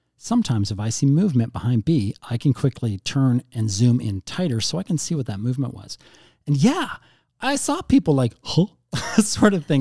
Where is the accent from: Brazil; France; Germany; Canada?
Canada; we're Canadian